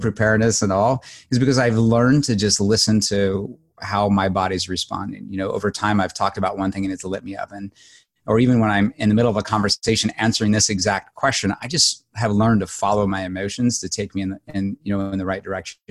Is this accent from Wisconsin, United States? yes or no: no; Southern Illinois, United States; I grew up in Southern Illinois on a dairy farm